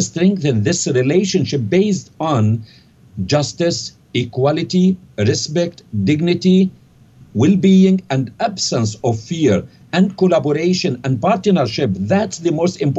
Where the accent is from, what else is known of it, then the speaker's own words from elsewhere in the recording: Jabalia, Gaza Strip, Palestine; moved away as an adult; also born or lived in Cairo, Egypt / London, United Kingdom; now in Canada; where I was born in Jabalia refugee camp in the Gaza Strip